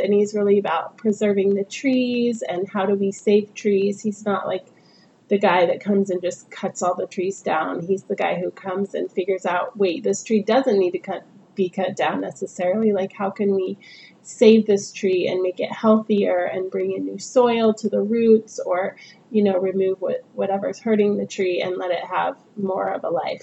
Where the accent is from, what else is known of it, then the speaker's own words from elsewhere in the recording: Northern California, United States; moved away as an adult; also born or lived in San Diego; now in Portland, United States; where I grew up in Northern California